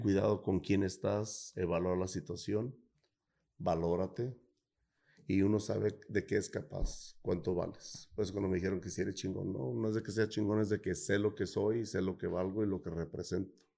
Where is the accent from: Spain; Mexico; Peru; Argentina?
Mexico; Guadalajara, Jalisco; moved away; Soy de Guadalajara